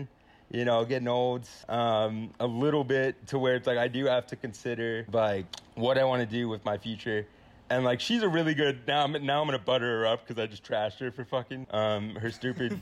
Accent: San Antonio, Texas, United States; my hometown

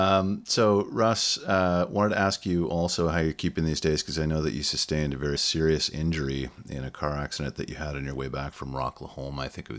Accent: Sudbury, Ontario, Canada; I grew up in Sudbury.

